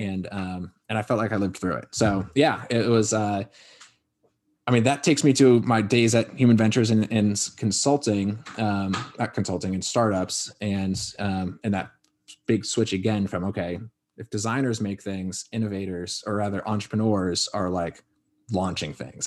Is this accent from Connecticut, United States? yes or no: yes; Connecticut, United States; Born and raised in Connecticut